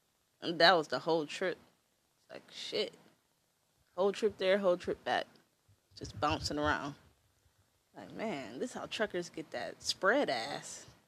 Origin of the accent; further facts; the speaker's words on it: Detroit, Michigan, United States; moved away; also born or lived in Canada; I'm from Detroit